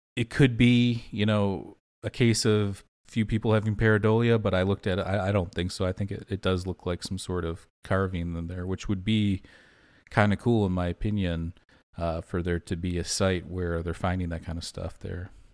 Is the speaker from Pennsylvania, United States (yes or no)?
no; Michigan, United States; we grew up in Michigan